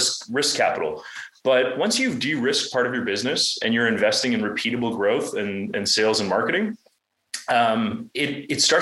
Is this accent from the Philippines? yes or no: no; Toronto, Ontario, Canada; moved away as an adult; also born or lived in San Francisco; when I moved out to San Francisco from Toronto, where I grew up